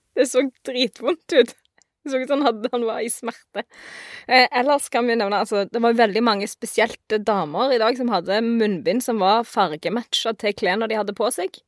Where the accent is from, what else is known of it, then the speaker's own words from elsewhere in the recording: Vestland, Norway; jeg kommer fra Vestland